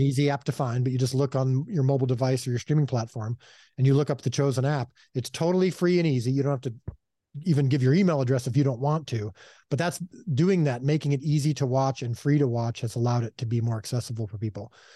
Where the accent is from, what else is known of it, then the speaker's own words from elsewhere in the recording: Chicago, Illinois, United States; now in Texas, United States; I miss my, uh, Chicago heritage